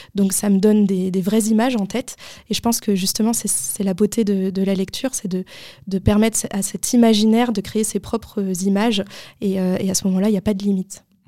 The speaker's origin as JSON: {"language": "French", "town": "Paris", "region": "Île-de-France", "country": "France", "tie": "born or raised there", "said": "quand j'étais jeune, moi j'habitais à Paris"}